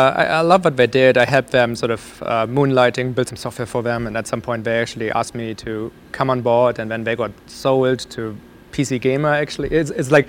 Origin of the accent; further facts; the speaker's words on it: Germany; moved away; So I grew up in Germany